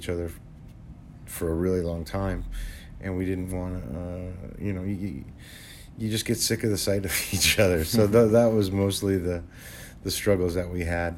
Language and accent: English; New Jersey, United States; now in California, United States; Garden State will always be my home, but California is my home now